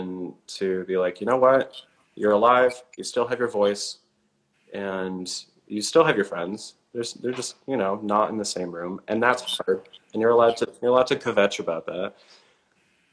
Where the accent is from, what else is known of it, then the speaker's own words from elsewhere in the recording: Minnesota, United States; moved away; I grew up in Minnesota